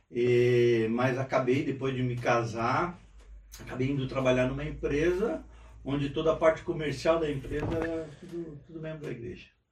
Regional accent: Rio Grande do Sul, Brazil; also born or lived in Araruna, Paraná; now in Forquilhinha, Brazil; E vim de lá para o Rio Grande do Sul novinho, há seis anos, sete anos. Me criei basicamente no, no Rio Grande do Sul

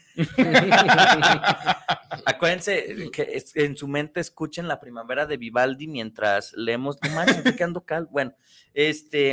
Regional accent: Mexico

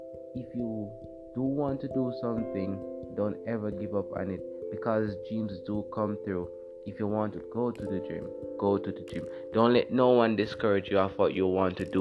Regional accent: Jamaica; I'm from Jamaica

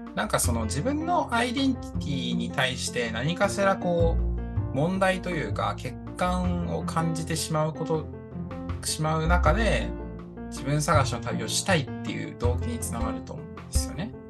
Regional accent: Toyama, Japan; 僕、富山出身なんですけど、富山富山県出身で18年間生まれ育ちました

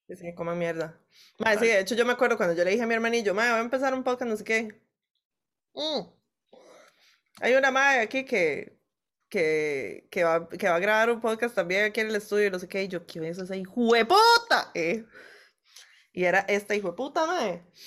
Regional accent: Costa Rica

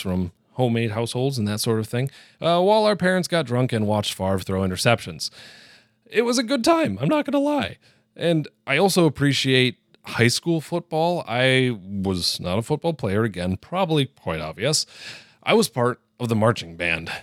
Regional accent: northern Wisconsin, United States; In my hometown, small town of about 1,500 people, small little rural village in northern Wisconsin, we have Packer parties.

